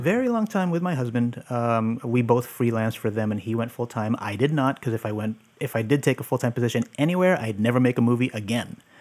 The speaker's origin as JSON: {"language": "English", "town": "San Francisco", "region": "California", "country": "United States", "tie": "born or raised there", "said": "I grew up here in San Francisco. Um, I'm actually living in the Mission where I grew up."}